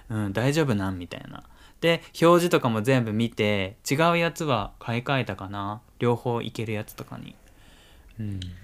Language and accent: Japanese; Kyushu, Japan; now in Kanto, Japan; 俺の出身地、まあ、九州だけど